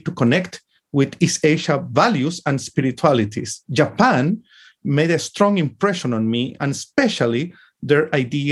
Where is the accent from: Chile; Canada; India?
Chile; I studied law in the early 80s in my home country, Chile